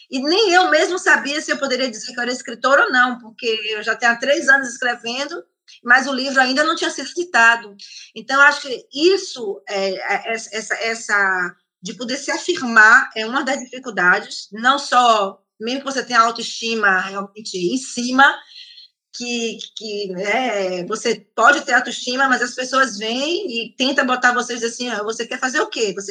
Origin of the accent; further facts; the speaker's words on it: Italy; Porque como eu sou italiana, é, também eu tenho um, um, contato na Itália.